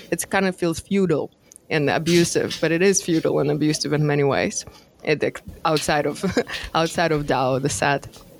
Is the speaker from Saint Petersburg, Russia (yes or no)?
no; Moscow, Russia; moved away; and I am from Moscow and grew up around like Bohemian kind of this artsy community.